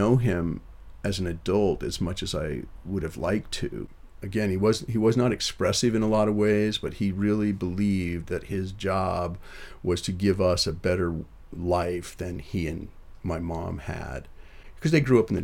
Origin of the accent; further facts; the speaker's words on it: Rapid City, South Dakota, United States; now in Boston, United States; We grew up in Rapid City, South Dakota, just a few blocks from Canyon Lake Park